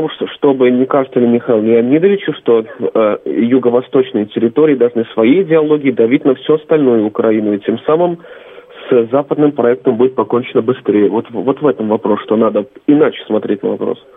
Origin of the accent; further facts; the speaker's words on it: Leningrad Oblast, Russia; я из Ленинградской области.